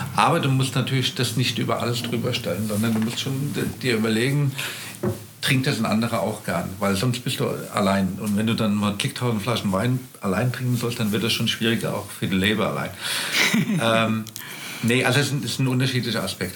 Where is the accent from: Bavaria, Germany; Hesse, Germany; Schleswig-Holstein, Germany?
Hesse, Germany; Rheingau; moved away as an adult; also born or lived in Kaiserstuhl; ich bin gebürtiger Rheingauer, bin in Österreich geboren